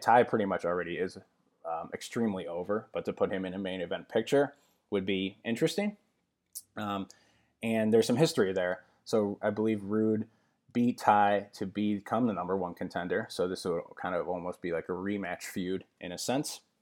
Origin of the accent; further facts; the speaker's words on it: West Suburbs of Chicago, Illinois, United States; now in Chicago, United States; I'm originally from the West Suburbs, but that's where we currently live